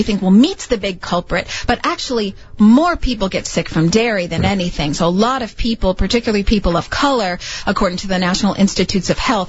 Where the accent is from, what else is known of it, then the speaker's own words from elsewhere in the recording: Chicago, Illinois, United States; I grew up in Chicago, so I eat meat and potatoes like everybody else.